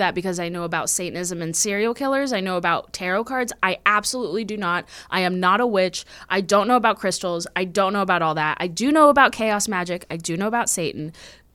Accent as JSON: {"language": "English", "region": "Texas", "country": "United States", "said": "I'm from Texas"}